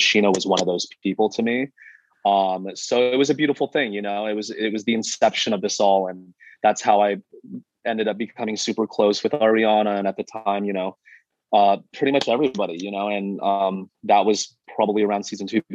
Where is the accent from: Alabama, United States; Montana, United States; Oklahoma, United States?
Montana, United States; Missoula; now in Los Angeles, United States; Born and raised actually in Missoula, Montana.